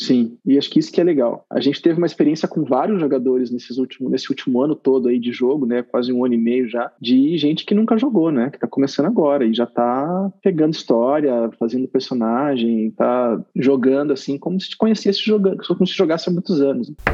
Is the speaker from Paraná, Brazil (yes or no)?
yes; Arapongas, Paraná, Brazil; eu cresci em Arapongas, no Paraná